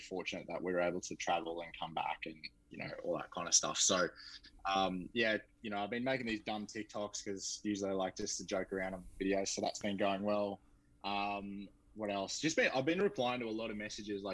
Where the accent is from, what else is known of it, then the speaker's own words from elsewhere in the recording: Allora, Queensland, Australia; also born or lived in Toowoomba; now in Brisbane, Australia; I grew up in Allera, so I obviously played for Wattles Warriors